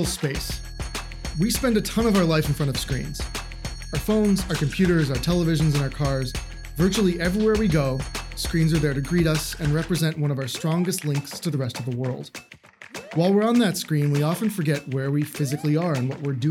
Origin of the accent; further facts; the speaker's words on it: East Coast, United States; now in Seattle, United States; I'm from the East Coast